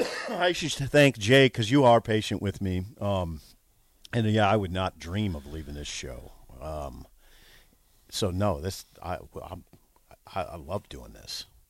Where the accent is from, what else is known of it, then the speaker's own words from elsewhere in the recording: Columbus, Nebraska, United States; moved away as an adult; now in Lincoln, United States; I was from Columbus